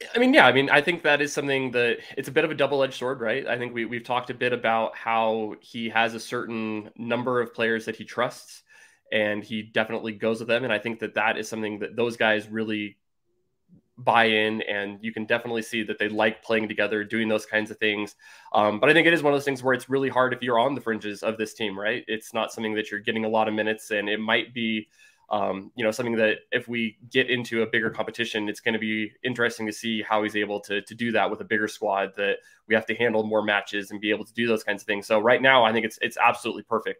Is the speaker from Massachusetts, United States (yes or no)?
no; San Francisco Bay Area, California, United States; I'm originally from the San Francisco Bay Area